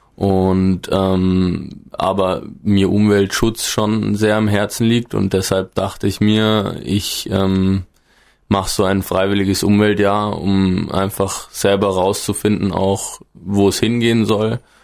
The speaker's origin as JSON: {"language": "German", "region": "northern Bavaria", "country": "Germany", "moved": "as an adult", "lives_now": "Gesäuse, Austria", "said": "ich komme aus dem Norden Bayerns, da gibt's bekanntlich nicht ganz so viele hohe Berge wie hier"}